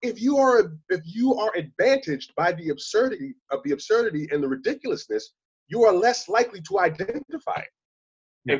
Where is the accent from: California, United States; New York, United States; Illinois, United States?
New York, United States; Long Island; I grew up on Long Island in the 70s and 80s